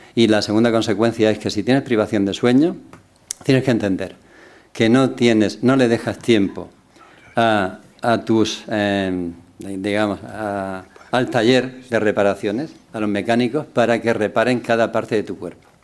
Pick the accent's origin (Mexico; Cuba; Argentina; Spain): Spain; Cartagena, Region of Murcia; yo venía de Cartagena